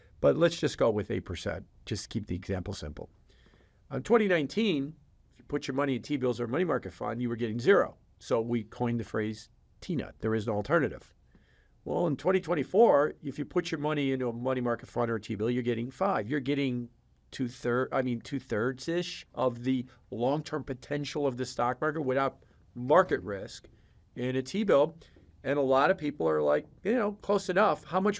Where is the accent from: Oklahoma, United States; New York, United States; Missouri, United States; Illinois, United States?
Illinois, United States; Chicago; Yeah, I'm from Chicago.